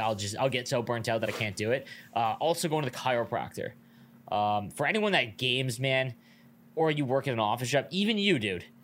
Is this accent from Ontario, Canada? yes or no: yes; Niagara Falls, Ontario, Canada; I grew up in Niagara Falls, we have the biggest casino in Canada here.